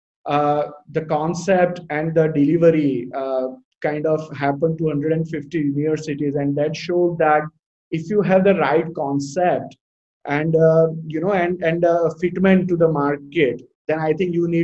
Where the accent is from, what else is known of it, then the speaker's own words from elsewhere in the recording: Ahmedabad, Gujarat, India; moved away as an adult; also born or lived in Los Angeles, United States / Bay Area, United States; born and brought up in Ahmedabad and always an Ahmedabadi by heart